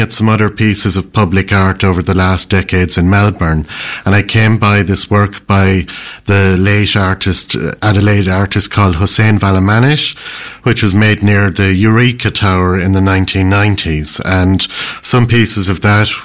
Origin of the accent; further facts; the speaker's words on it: Ireland; I'm an Irish man.